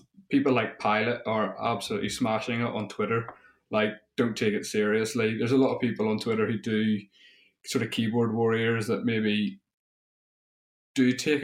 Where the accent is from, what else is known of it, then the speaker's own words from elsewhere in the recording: Ireland; being Irish